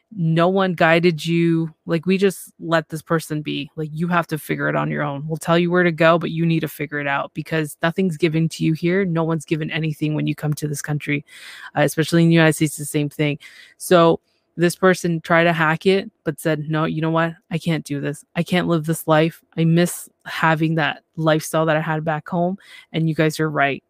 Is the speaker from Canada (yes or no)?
yes; Canada; I'm from Canada